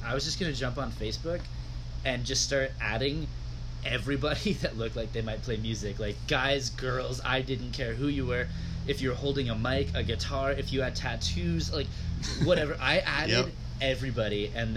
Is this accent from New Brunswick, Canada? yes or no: no; Georgetown, Ontario, Canada; I grew up in Georgetown.